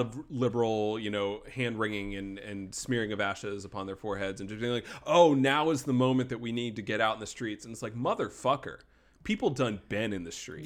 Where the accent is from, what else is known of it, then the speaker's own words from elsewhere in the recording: Wake Forest, North Carolina, United States; in my hometown of Wake Forest, North Carolina